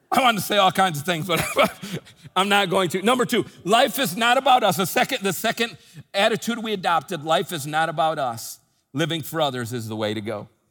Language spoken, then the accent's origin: English; United States; moved away; I live outside the country, but, I, but, but I'm from the United States. I'm a U.S. citizen, American citizen